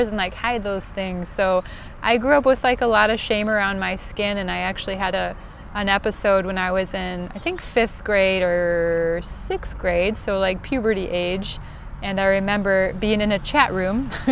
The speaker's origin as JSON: {"language": "English", "region": "Midwest", "country": "United States", "tie": "born or raised there", "accent": "Northern Cities Vowel Shift", "said": "I am born and raised in the good old Midwest, as if you couldn't tell from this great northern vol shift, I believe it's called"}